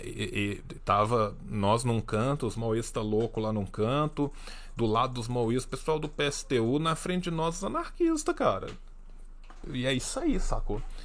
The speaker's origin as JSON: {"language": "Portuguese", "region": "Minas Gerais", "country": "Brazil", "said": "Eu sou de Minas Gerais"}